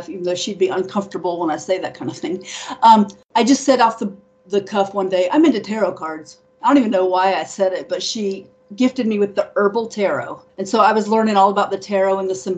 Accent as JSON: {"language": "English", "town": "Dayton", "region": "Ohio", "country": "United States", "also_born_or_lived": "New Orleans, Louisiana", "moved": "yes", "said": "I lived there. I'm from Dayton, Ohio."}